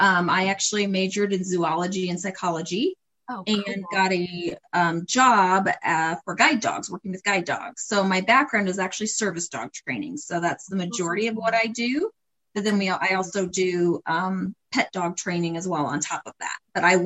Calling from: Ohio, United States; Yeah, I'm joining from Ohio.

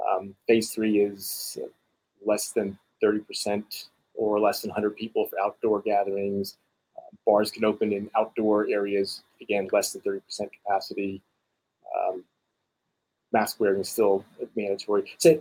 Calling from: Davidson, North Carolina, United States; I'm calling from Davidson College in Davidson, North Carolina. We're about 25 miles north of Charlotte.

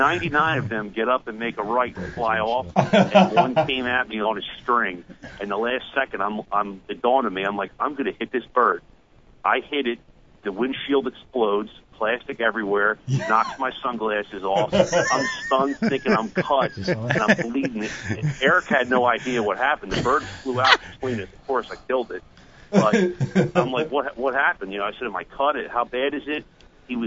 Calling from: New Jersey, United States; from Jersey, man.

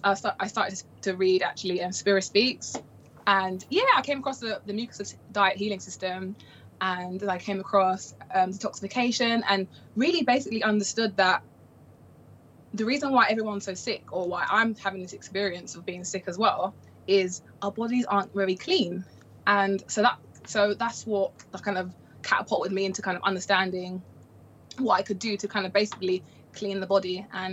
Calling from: London, United Kingdom; So I am in London, the UK, and yeah, over here it's pretty okay.

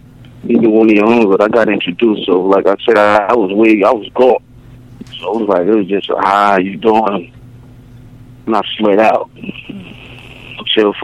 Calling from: New York, United States; I'm calling from New York.

